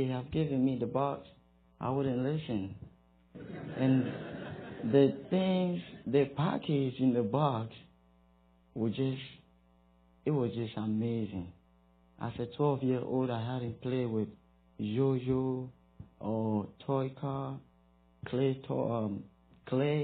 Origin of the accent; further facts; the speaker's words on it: Ghana; moved away as an adult; now in Greeneville, United States; I'm from West Africa, Ghana.